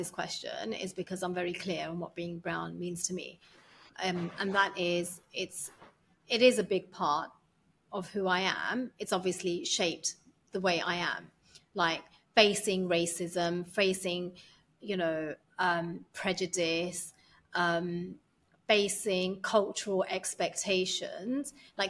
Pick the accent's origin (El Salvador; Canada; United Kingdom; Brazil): United Kingdom; moved away; I cannot be British without being Asian.